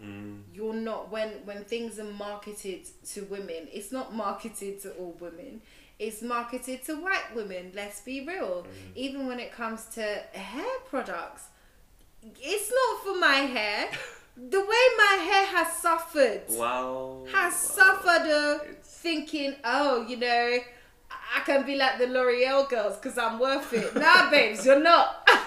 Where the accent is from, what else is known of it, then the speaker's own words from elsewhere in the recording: United Kingdom; born there; But my experience as a British-born Asian woman is not going to be the same as a woman born in India, born in China, born in Japan, for example.